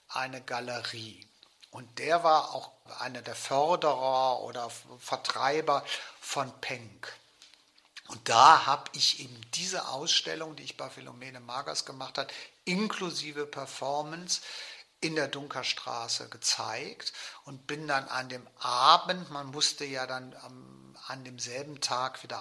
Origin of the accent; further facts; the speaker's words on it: West Germany, Germany; wer bin ich eigentlich als Westdeutscher, das spielte ja damals eine sehr große Rolle.